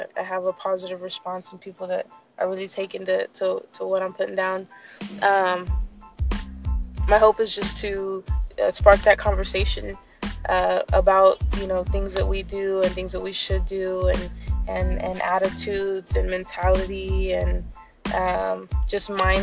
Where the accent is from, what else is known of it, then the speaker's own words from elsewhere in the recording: San Antonio, Texas, United States; I'm from San Antonio, Texas